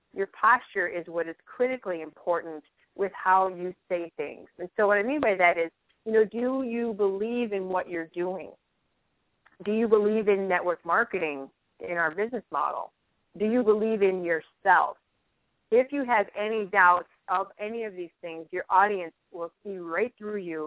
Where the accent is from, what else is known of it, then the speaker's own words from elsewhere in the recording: Chicago, Illinois, United States; accent: Chicago; now in Fargo, United States; I'm not totally up on my Fargo accent yet. I still get some Chicago in there